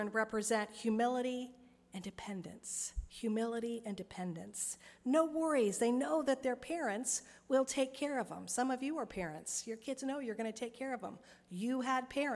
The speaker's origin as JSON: {"language": "English", "town": "Vandalia", "country": "United States", "tie": "born or raised there", "said": "I grew up in Vandalia"}